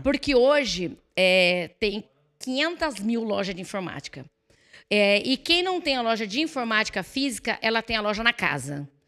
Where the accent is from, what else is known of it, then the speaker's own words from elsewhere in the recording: Santo André, São Paulo, Brazil; now in Cerqueira César, Brazil; eu nasci em Santo André